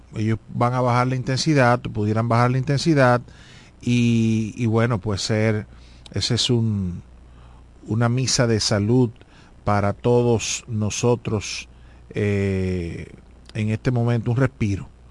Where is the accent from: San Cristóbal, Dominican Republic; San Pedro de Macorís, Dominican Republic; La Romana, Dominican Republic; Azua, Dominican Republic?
La Romana, Dominican Republic; Todo lo que somos de la Romana